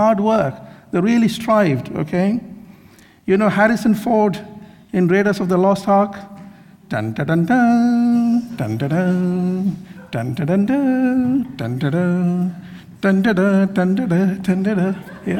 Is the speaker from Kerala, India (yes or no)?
yes; Kerala, India; also born or lived in Mumbai / Mysore; I grew up in India, in Kerala. Well, I was in many places, in Mumbai, in Mysore, in Kerala, so many places.